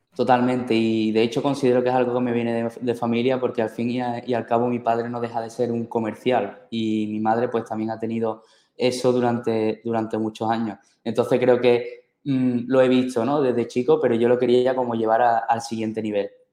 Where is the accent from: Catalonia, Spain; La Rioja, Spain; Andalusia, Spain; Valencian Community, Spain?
Andalusia, Spain; Seville; Algo muy, muy típico de mi tierra, yo soy de Sevilla